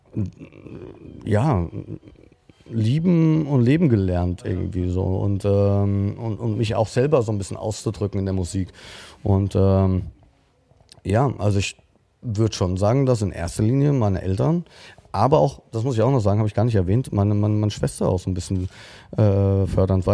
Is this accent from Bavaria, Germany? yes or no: no; Frankfurt, Hesse, Germany; ich bin Frankfurter Bub